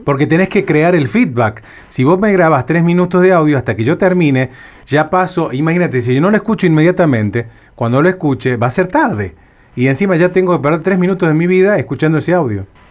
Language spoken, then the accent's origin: Spanish; Cruz del Eje, Córdoba, Argentina; moved away; yo me acuerdo cuando era niño, vivía en, en Cruz del Eje, en Córdoba interior de Argentina